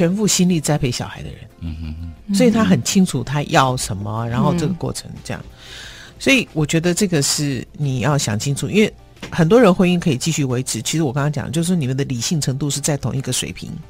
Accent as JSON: {"language": "Chinese", "region": "Shandong", "country": "China", "said": "我们山东话叫七大姑八大姨"}